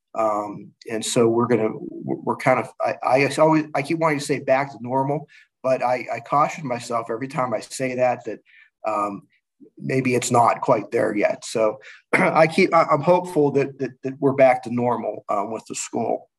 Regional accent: Pittsburgh, Pennsylvania, United States; moved away as an adult; now in Dallas, United States; I'm from Pittsburgh

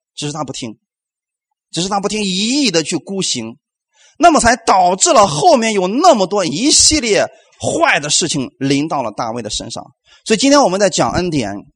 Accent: China; 我们中国人这一块儿啊，我们最多到哪里？到四，到四啊

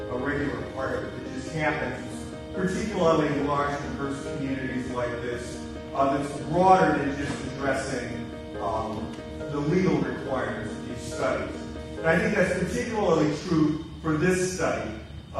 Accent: Atlanta, Georgia, United States; I'm from Atlanta

